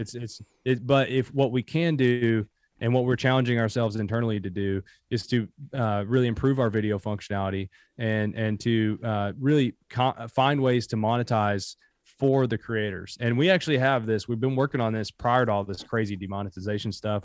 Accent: Bell County, Kentucky, United States; also born or lived in Harlan County, Kentucky; So born in Harlan County, grew up in Bell County, Kentucky.

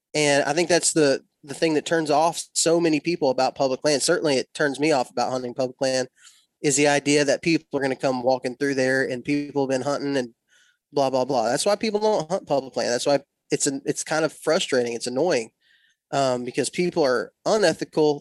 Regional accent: West Texas, United States; moved away; I was born and raised in West Texas

